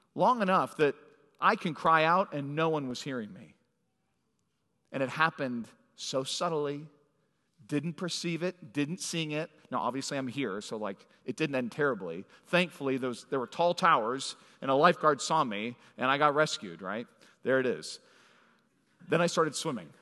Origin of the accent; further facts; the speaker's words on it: Phoenix, Arizona, United States; moved away; I was born in Phoenix, and as a young kid, went to San Diego